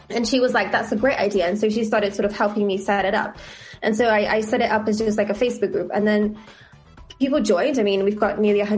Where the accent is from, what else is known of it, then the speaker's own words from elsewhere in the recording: Italy; born there; I was born in Italy, and at the time they didn't allow people to add their mother's name.